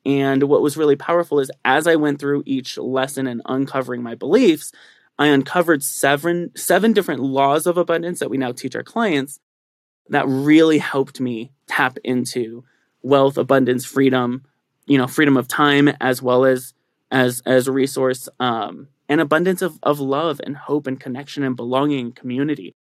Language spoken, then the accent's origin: English; San Bernardino, California, United States; moved away as an adult; also born or lived in San Diego; now in Colorado Springs, United States; I actually grew up in San Bernardino, which is one of the most impoverished parts of Southern California